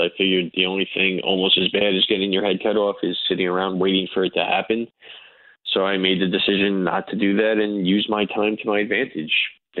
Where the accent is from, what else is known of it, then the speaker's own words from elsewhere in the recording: United States; I'm basically an American Jew of Russian descent